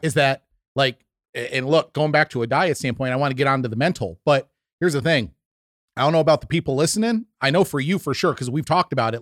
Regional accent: New York, United States; growing up in the Northeast in New York, Italian family

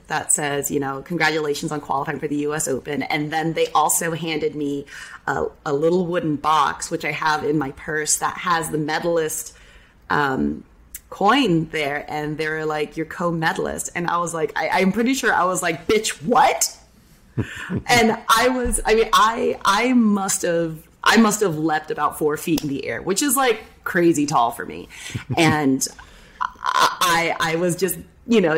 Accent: San Jose, California, United States; now in Orlando, United States; being born and raised in San Jose

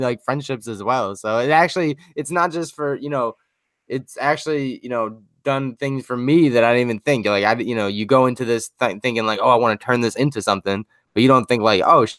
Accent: Huntington, United States; moved away; back home where I'm from in Huntington.

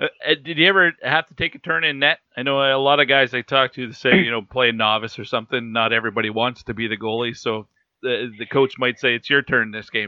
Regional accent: Cold Lake, Alberta, Canada; I'm from that Lakeland area, so I know Bonnyville really well. Although I'm from Cold Lake

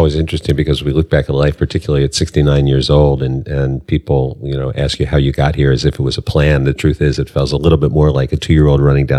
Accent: Washington, District of Columbia, United States; also born or lived in Silver Spring, Maryland; I was born in D.C., actually. Where? I grew up in Northeast, in Riggs Park. And my parents moved out to Silver Spring in 1960 when the neighborhoods were changing.

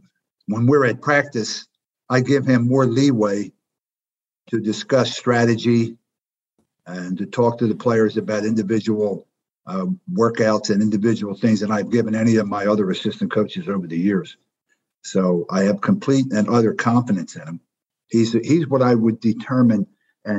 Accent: Philadelphia, Pennsylvania, United States; As a kid growing up in West Philly, basketball was everything

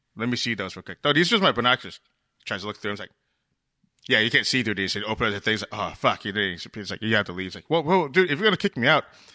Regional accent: Boston, Massachusetts, United States; moved away; I'm originally from Boston

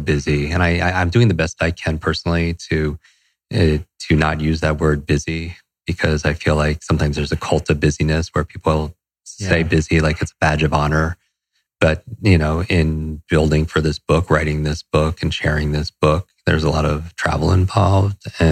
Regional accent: Westchester, New York, United States; also born or lived in Los Angeles; I grew up in Westchester, New York, a suburb right outside of New York City.

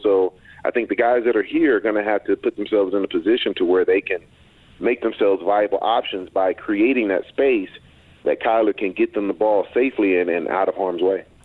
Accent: Texas, United States; I'm from Texas

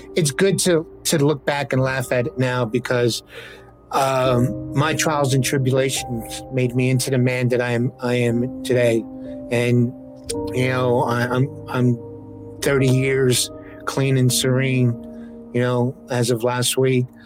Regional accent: New York City, New York, United States; me growing up in the South Bronx where, where drugs, you know, were, were prevalent

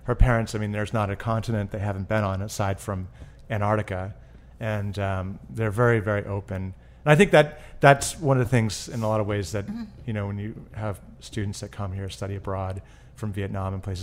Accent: Burlington, Vermont, United States; Uh, in Vermont, Burlington.

